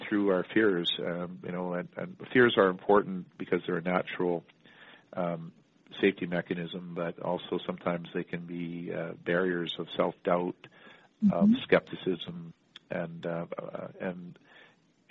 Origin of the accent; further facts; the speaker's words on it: Canada; growing up in Canada